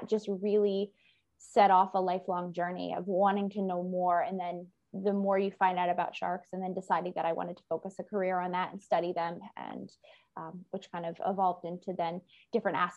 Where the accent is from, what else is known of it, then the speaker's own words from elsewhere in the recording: Maine, United States; I grew up in Maine in the US